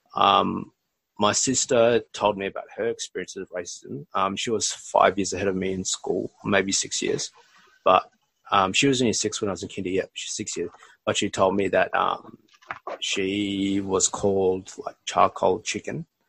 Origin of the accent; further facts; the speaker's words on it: Australia; accent: Australian; also born or lived in Bangladesh; my family migrated to Australia when I was 18 months old